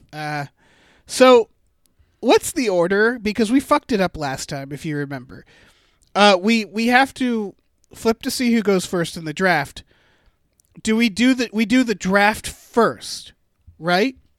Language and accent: English; Massachusetts, United States; Massachusetts, my home state.